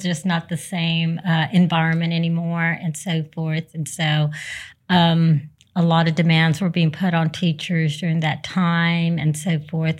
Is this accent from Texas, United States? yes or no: yes; Raymondville, Texas, United States; we were raised in South Texas, uh, Raymondville, Texas, which is close to the Rio Grande Valley